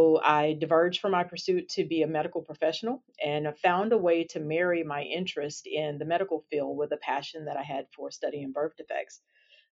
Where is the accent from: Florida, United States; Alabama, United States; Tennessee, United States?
Alabama, United States; I am a native from Alabama